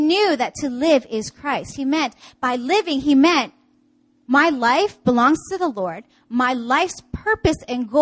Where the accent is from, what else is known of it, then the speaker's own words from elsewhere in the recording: Canada; now in Seoul, South Korea; I'm from Canada.